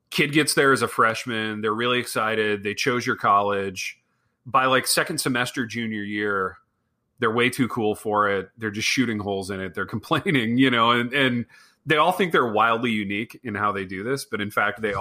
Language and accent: English; Midwest, United States; so growing up in the Midwest, growing up in a small town